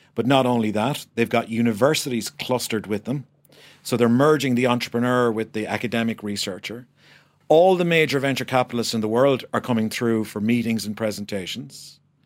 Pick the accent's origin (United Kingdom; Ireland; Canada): Ireland; But as an Irish person, a person who believes passionately in the country